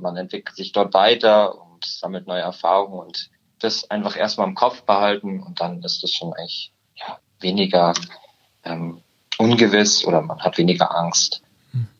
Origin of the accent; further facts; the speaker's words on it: Murnau / Garmisch-Partenkirchen area, Bavaria, Germany; now in Munich, Germany; Ich komme ursprünglich aus der Ecke Murnau, Garmisch-Partenkirchen